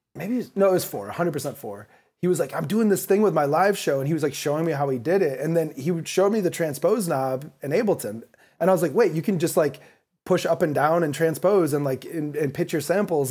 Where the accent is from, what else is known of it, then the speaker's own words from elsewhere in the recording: Kalamazoo, Michigan, United States; moved away as an adult; also born or lived in Chicago / New York; now in Los Angeles, United States; I grew up in Kalamazoo, Michigan, right in between Detroit and Chicago.